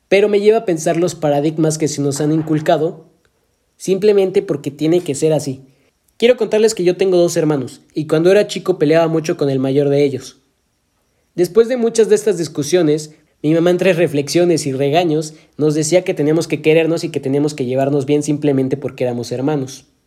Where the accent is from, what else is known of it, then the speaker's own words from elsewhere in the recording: Mexico; cómo es que parece que nosotros como mexicanos tenemos la obligación de priorizar el apoyo a los movimientos que se dan aquí en nuestro país antes de apoyar a cualquier otro movimiento